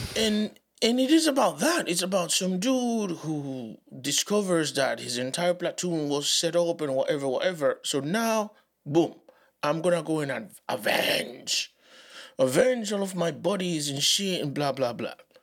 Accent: Dominican Republic; English is a second language; moved away; also born or lived in Haiti; Growing up in the Dominican Republic, as, as a Haitian, I, uh, didn't have the accent that people expected me to have

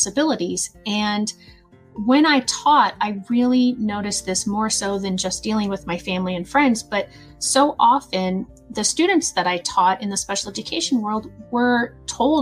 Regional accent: Southern Illinois, United States; I'm from Southern Illinois

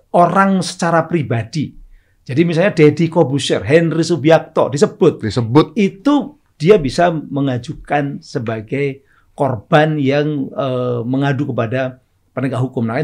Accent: Surabaya, East Java, Indonesia; orang Surabaya, saya kebetulan orang Surabaya.

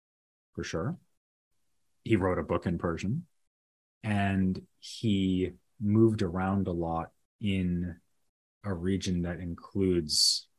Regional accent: Massachusetts, United States; accent: Boston; I'm from near Boston.

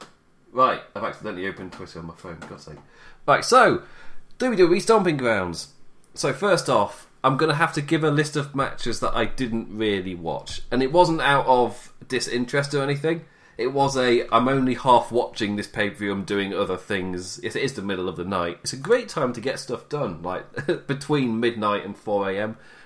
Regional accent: England, United Kingdom; also born or lived in Nottingham, England; I'm an English chap.

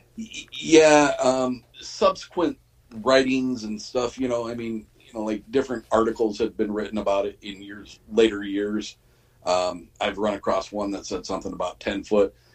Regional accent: Michigan, United States; my hometown's uh, newspaper

